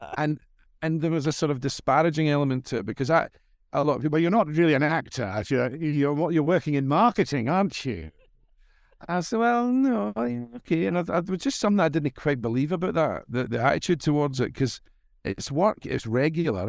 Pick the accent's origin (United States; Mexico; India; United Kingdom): United Kingdom; Glasgow, Scotland; born or raised there; accent: Scottish